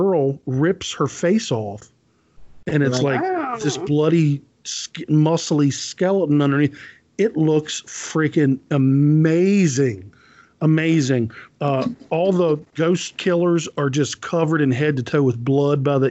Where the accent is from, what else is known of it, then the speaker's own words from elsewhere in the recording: United States; me as American